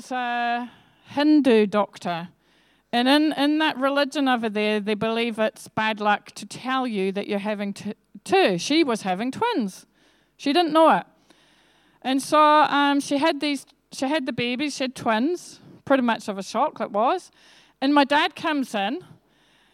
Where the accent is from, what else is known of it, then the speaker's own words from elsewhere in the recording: Scotland, United Kingdom; also born or lived in England; I was born in England, actually, but I went to live in Scotland when I was one, and I am from Scottish genealogy.